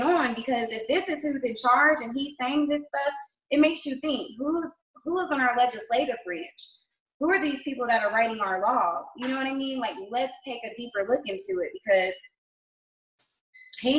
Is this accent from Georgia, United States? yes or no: yes; Macon, Georgia, United States; I'm from Macon, Georgia.